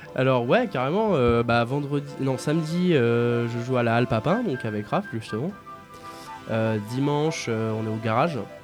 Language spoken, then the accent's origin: French; Aulnay-sous-Bois, Île-de-France, France; j'ai grandi à Aulnay